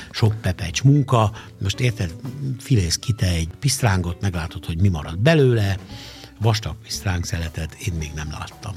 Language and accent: Hungarian; Szeged, Csongrád-Csanád, Hungary; én szegedi vagyok